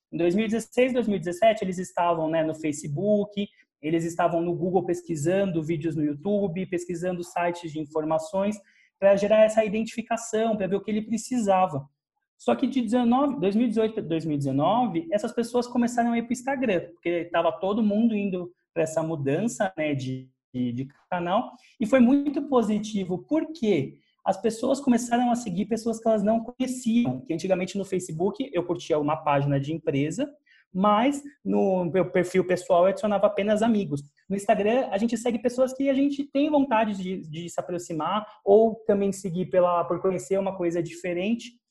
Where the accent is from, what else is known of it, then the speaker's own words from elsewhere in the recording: Araraquara, São Paulo, Brazil; moved away as an adult; sou de Araraquara, interior de São Paulo. Vim para São Paulo estudar né, comunicação, relações públicas, porque na minha cidade não tinha.